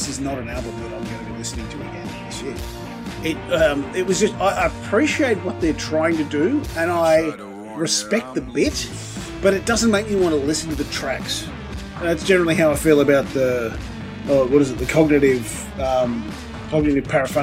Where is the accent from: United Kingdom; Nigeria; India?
United Kingdom; Scotland; Being Scottish